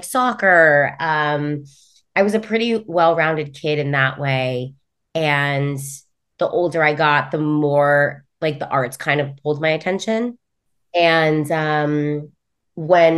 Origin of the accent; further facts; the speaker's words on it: California, United States; now in New York, United States; I am originally from California. I live in New York now.